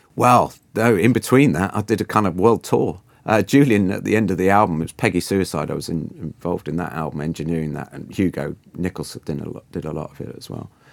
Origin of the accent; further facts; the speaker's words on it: Guernsey; moved away as an adult; also born or lived in London; I'm originally from Guernsey in the Channel Islands, uh, from a quite, uh, quite a little island of sixty-five thousand people for all my kind of, you know, teens and early twenties